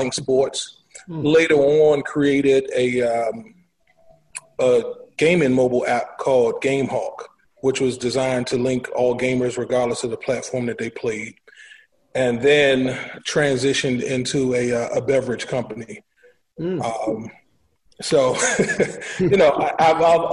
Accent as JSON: {"language": "English", "town": "Washington", "region": "District of Columbia", "country": "United States", "tie": "born or raised there", "said": "native of Washington, D.C., born and raised in Southeast"}